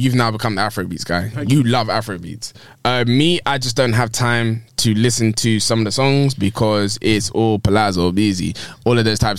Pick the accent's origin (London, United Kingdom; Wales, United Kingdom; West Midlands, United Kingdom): London, United Kingdom; I'm from West London.